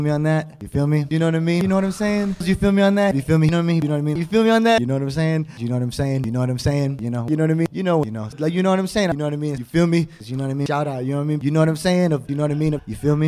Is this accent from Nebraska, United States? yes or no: no; Houston, Texas, United States; I'm from Houston, Texas.